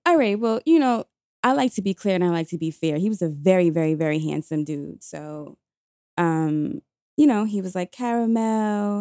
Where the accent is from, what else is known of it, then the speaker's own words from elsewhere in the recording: New York City, New York, United States; I was in high school, I was seventeen years old, we were coming from Q H S T, that's the Queens High School of Teaching. By the way, did I mention I'm from New York City